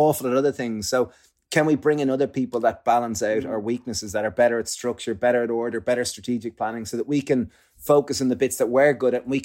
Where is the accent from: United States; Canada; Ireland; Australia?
Ireland; growing up in Ireland